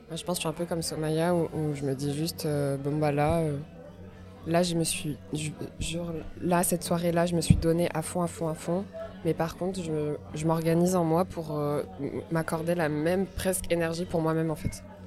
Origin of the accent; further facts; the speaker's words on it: Morocco; now in Brussels, Belgium; je suis marocaine